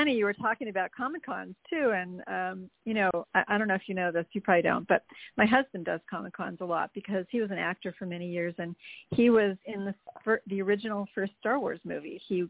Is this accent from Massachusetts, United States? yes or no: no; California, United States; I'm from California, really, originally.